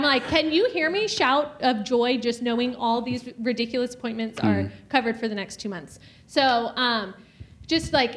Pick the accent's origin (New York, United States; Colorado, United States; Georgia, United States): Georgia, United States; moved away as an adult; also born or lived in California / South Carolina; now in Wisconsin, United States; we're originally from Georgia